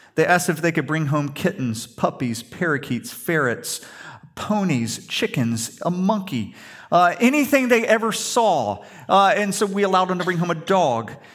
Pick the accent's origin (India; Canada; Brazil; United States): United States; the South; we grew up in the South, we're Christians